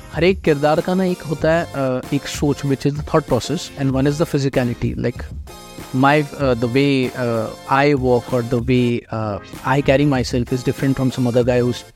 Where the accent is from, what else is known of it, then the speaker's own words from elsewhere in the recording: Nagpur, Maharashtra, India; moved away as an adult; also born or lived in Pune; now in Mumbai, India; मैं नागपुर से हूँ uh, सारा चाइल्डहुड मेरा I like I was up in Nagpur